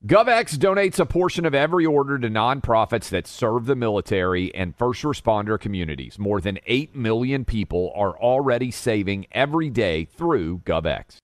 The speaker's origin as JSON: {"language": "English", "town": "Nashville", "region": "Tennessee", "country": "United States", "tie": "born or raised there", "said": "I'm born and raised in Nashville"}